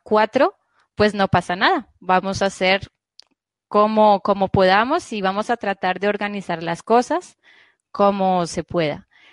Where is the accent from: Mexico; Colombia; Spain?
Colombia; Bogotá; moved away as an adult; now in Laval, France; no soy española, soy colombiana